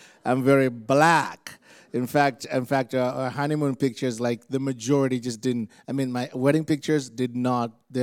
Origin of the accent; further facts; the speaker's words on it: Uganda; moved away; Uganda, Africa. And where I'm from, we just love Jesus really intensely